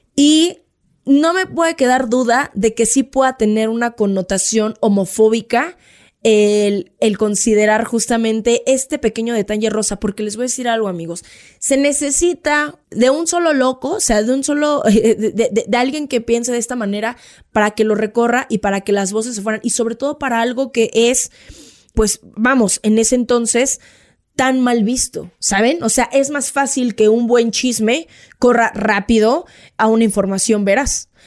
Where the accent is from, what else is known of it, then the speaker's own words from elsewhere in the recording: Mexico; somos los mexicanos